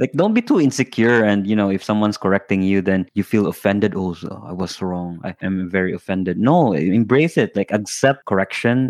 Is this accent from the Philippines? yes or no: yes; Philippines; English is a second language; us Filipinos, we always pronounce it as bank